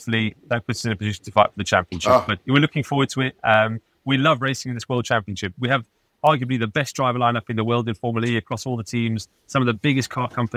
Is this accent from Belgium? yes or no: no; Pretoria, Gauteng, South Africa; moved away; also born or lived in Johannesburg / Kyalami / Cape Town; I was born in Johannesburg and lived in Kyle Army actually for the early part of my life. Ironically, that's kind of where my love of racing actually started, living literally just a stone's throw from the circuit. Then moved to Pretoria and I went to high school at Pretoria Boys High